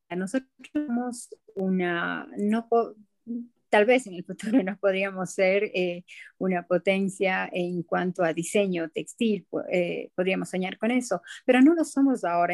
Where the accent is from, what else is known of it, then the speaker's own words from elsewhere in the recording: Ecuador; como ecuatoriana